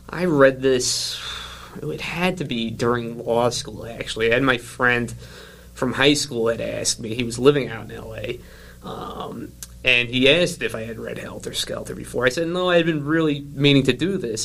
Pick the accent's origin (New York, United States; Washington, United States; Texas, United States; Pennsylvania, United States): New York, United States; New York City; accent: New York; now in Illinois, United States; I'm originally from Staten Island, which is just basically oh, yeah. an extension of New Jersey.